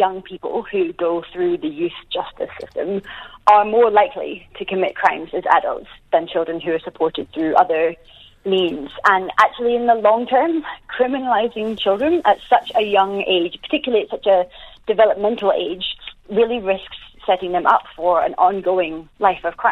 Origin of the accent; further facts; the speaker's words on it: Glasgow, Scotland, United Kingdom; now in New Zealand; I grew up in Glasgow.